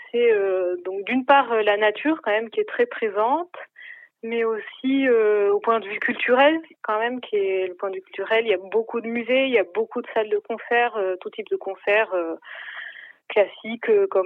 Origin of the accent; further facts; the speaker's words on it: Aix-en-Provence, Provence-Alpes-Côte d'Azur, France; now in Germany; je suis originaire d'Aix-en-Provence.